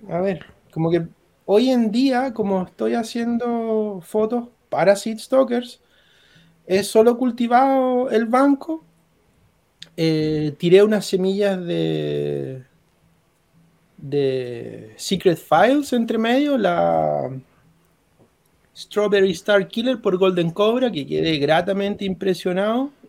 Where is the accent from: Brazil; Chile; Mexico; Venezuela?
Chile; Maipú, Santiago Metropolitan Region; soy de Maipú.